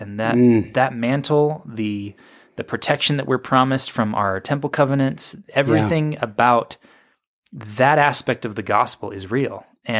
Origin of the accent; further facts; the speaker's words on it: Sacramento, California, United States; also born or lived in Walnut Creek; In the Bay Area in Walnut Creek, and then moved to Sacramento when I was six.